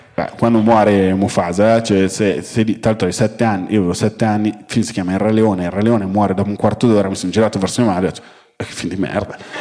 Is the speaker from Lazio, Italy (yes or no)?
no; Milan, Lombardy, Italy; now in Rome, Italy; sono milanese, vivo a Roma